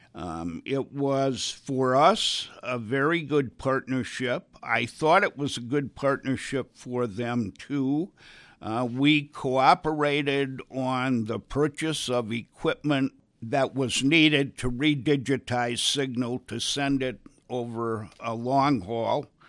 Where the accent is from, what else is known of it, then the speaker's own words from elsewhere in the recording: Wisconsin, United States; moved away; I grew up in Wisconsin